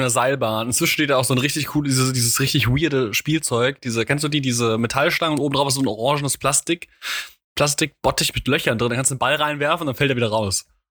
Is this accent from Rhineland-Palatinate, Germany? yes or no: yes; Mainz, Rhineland-Palatinate, Germany; als Mainzer